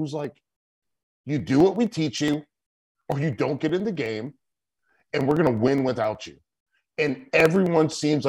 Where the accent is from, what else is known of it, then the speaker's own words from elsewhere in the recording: Charlotte, North Carolina, United States; I grew up in Charlotte, North Carolina.